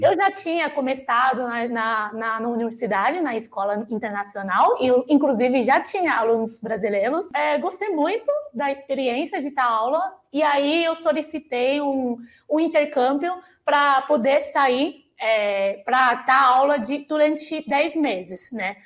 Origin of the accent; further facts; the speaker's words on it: China; Portuguese is a second language; moved away as an adult; also born or lived in Beijing; now in São Paulo, Brazil; eu saí de Pequim, que é norte, o inverno na China é bem seco